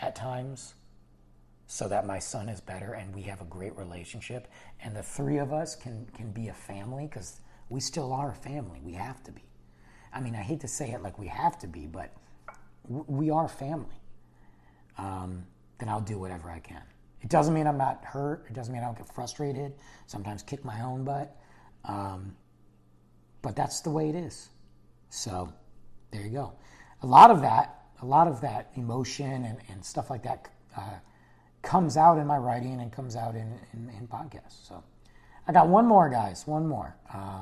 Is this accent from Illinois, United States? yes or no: no; Detroit, Michigan, United States; Growing up in Detroit, you're a Lions fan